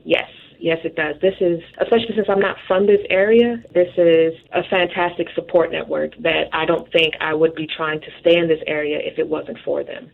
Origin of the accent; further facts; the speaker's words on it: Chicago, Illinois, United States; moved away as an adult; also born or lived in Yuma, Arizona / Quantico, Virginia / Doral, Florida; Chicago, Illinois